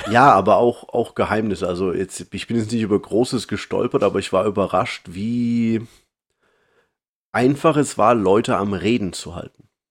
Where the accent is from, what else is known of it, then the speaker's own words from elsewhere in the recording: Germany; moved away; als Deutscher, der im Ausland lebe